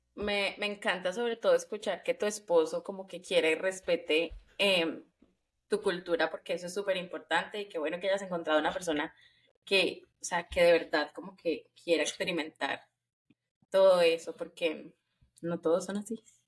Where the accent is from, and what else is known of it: Colombia; moved away